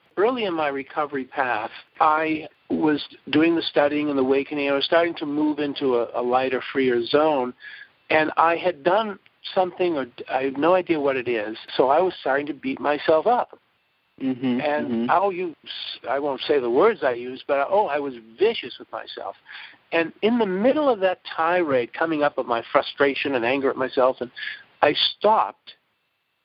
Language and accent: English; Brookline, Massachusetts, United States; I grew up in Brookline, Massachusetts